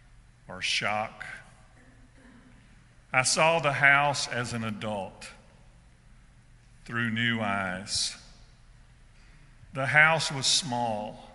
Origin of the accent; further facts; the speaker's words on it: South Georgia, United States; I grew up in South Georgia